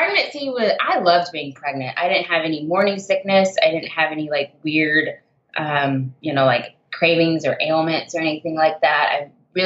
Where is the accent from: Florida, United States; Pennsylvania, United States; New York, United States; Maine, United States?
Florida, United States; Jacksonville; also born or lived in England; now in California, United States; I'm from Florida